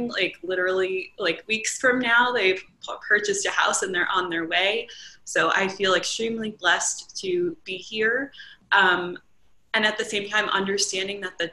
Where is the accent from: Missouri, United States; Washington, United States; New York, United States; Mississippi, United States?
New York, United States; Long Island; moved away as an adult; also born or lived in Pennsylvania / Maryland; now in North Carolina, United States; I moved down from Long Island. I spent my entire childhood there